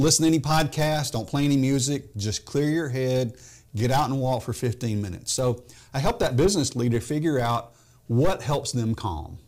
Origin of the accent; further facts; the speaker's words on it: Memphis, Tennessee, United States; moved away as an adult; also born or lived in Texas; I grew up in Memphis